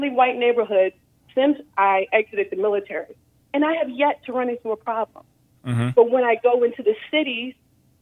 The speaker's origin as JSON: {"language": "English", "town": "Baltimore", "region": "Maryland", "country": "United States", "tie": "born or raised there", "moved": "as an adult", "lives_now": "Plano, United States", "said": "I'm from Baltimore, Maryland, but I live in Plano, Texas now."}